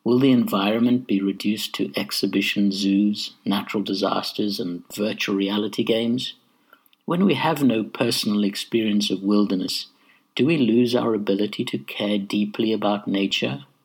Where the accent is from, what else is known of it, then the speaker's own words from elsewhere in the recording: Zimbabwe; the sort of affinity and respect for nature that I experienced growing up in Zimbabwe